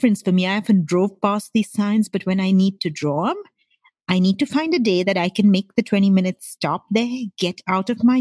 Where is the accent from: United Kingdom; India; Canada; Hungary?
India; Mumbai, Maharashtra; moved away as an adult; now in San Jose, United States; I grew up in Mumbai in India